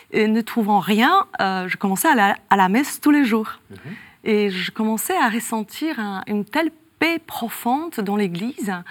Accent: north-west, Poland; born there; Je suis née dans le nord-ouest hein, de la Pologne et je perds ma mère à 4 ans.

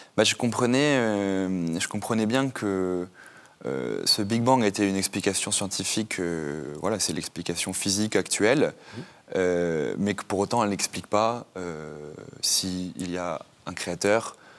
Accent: Normandy, France; j'ai grandi en France, en Normandie

